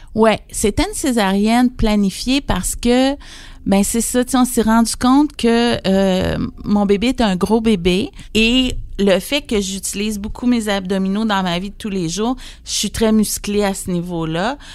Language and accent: French; Saint-Marc-des-Carrières, Quebec, Canada; Je suis originaire de Saint-Marc-des-Carrières